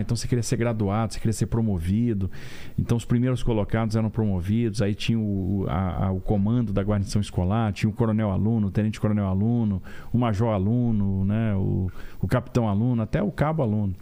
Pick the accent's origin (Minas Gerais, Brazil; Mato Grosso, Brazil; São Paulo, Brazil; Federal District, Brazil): Federal District, Brazil; Brasília; moved away as an adult; also born or lived in Rio de Janeiro; Mas a minha vida, minha infância, adolescência foi em Brasília